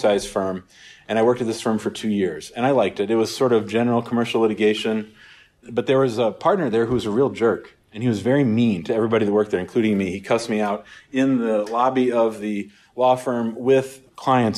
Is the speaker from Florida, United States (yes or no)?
no; St. Louis, Missouri, United States; also born or lived in Denver, Colorado; I grew up in St. Louis